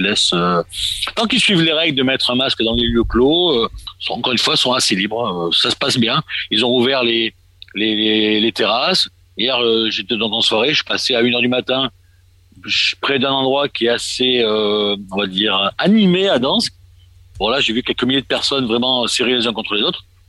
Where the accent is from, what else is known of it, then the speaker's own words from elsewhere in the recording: Marseille, Provence-Alpes-Côte d'Azur, France; moved away as an adult; now in Poland; je suis né à Marseille il y a quelques années